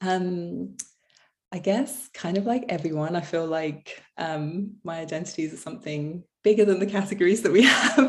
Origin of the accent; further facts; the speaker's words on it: Canterbury, South East England, United Kingdom; moved away as an adult; now in Los Angeles, United States; I'm from England